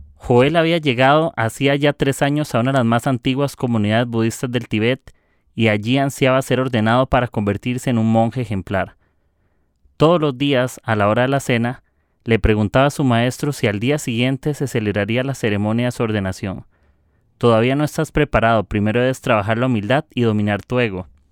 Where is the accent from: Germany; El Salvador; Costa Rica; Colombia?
Costa Rica; soy de Costa Rica